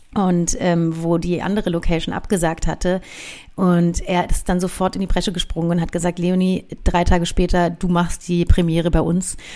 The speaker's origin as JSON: {"language": "German", "region": "Berlin", "country": "Germany", "said": "Bei uns in Reinickendorf, in Hermsdorf"}